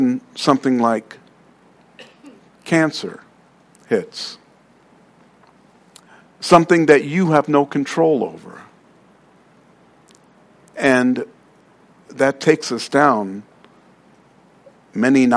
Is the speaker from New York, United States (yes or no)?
yes; New York City, New York, United States; I'm from Queens